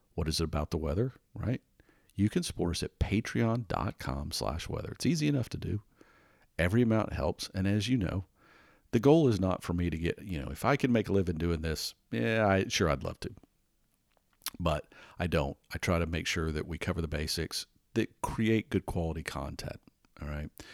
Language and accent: English; Atlanta, Georgia, United States; moved away; growing up in Atlanta.